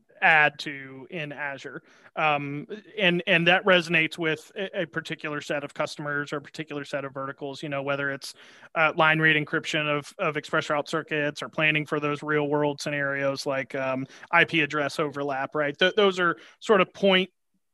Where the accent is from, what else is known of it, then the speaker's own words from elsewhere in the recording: Georgia, United States; I'm from Georgia, so I'm a sweet tea guy.